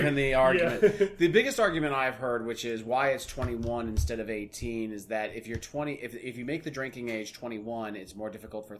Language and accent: English; Texas, United States; I'm from Texas.